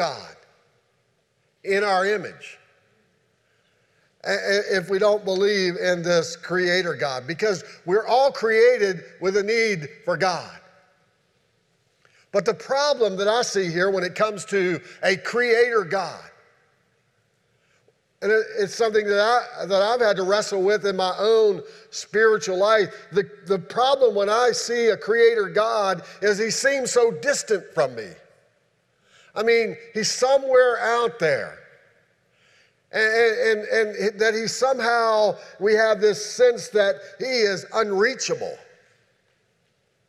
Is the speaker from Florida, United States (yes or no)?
no; Shenandoah Valley, Virginia, United States; moved away; where I grew up at in the Shenandoah Valley